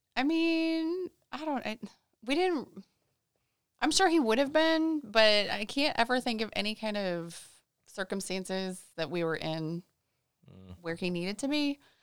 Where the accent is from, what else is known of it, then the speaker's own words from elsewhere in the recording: Illinois, United States; moved away as an adult; also born or lived in Saint Louis, Missouri / Houston, Texas; now in Orlando, United States; I was born in Saint Louis, and then we moved to Houston for about four years or so, and then up to Illinois, and that's pretty much where I grew up